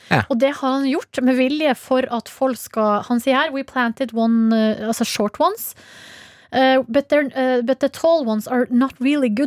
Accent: Hamarøy, Nordland, Norway; born or raised there; moved away

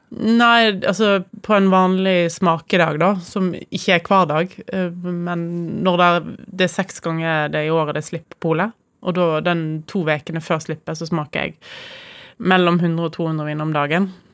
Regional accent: Voss, Vestland, Norway; jeg kommer fra Voss, så mitt forhold til eldehus er veldig sterkt

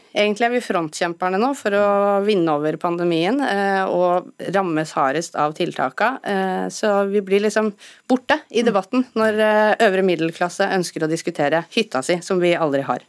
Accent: Norway

